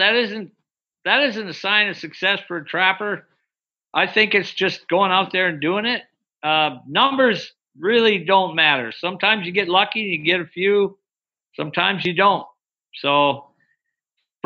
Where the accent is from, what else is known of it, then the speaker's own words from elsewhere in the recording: Wisconsin, United States; now in Alaska, United States; I grew up in Wisconsin, like I said earlier, and that's where I started trapping and hunting in northern Wisconsin. And then when I moved to Alaska, I fell in love, and I've never left